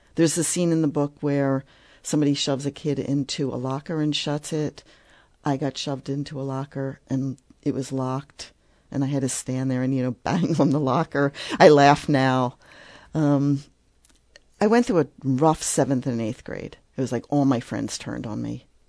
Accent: Philadelphia, Pennsylvania, United States; I grew up in Philadelphia

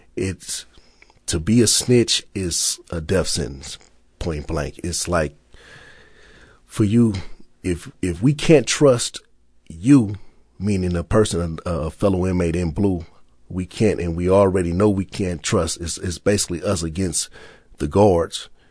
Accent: Los Angeles, California, United States; I'm from South Central Los Angeles.

